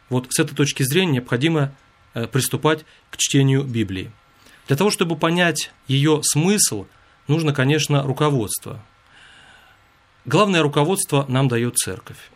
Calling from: Kirovsk, Murmansk Oblast, Russia; Я звоню из Мурманской области, города Кировска

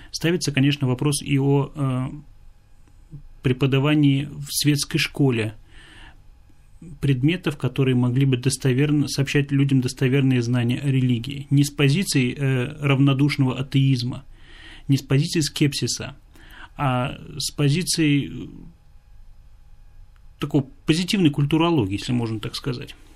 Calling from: Tatarstan, Russia; я беспокою вас из Татарстана.

